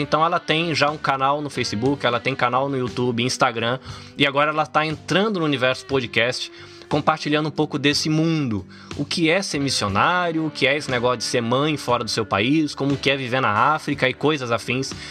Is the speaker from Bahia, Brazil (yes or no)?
yes; Salvador, Bahia, Brazil; now in Japan; eu nasci em Salvador, na Bahia